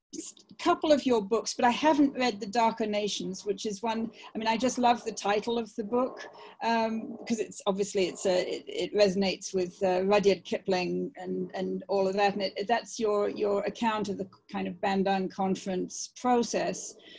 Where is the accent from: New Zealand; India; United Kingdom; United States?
United Kingdom; England; moved away; I grew up in England